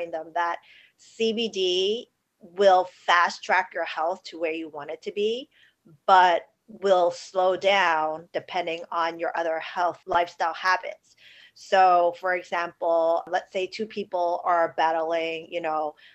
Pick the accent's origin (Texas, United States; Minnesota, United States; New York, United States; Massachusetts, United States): New York, United States; New York City; I grew up in New York City, born and raised right in Chinatown